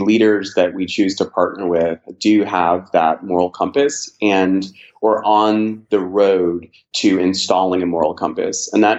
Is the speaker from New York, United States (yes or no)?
no; San Diego, California, United States; born there; And so I think I can claim most of the United States with the exception of Hawaii, Alaska, and the Pacific Northwest. So I was, born in San Diego, California, Pacific Beach to be specific.